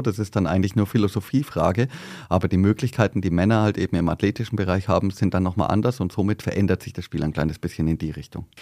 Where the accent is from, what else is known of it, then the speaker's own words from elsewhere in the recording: Bad Reichenhall, Bavaria, Germany; accent: southern; also born or lived in Berlin; now in Wiesbaden, Germany; in Berlin geboren und dann mit zweieinhalb war ich schon wieder im südlichen Bad Reichenhall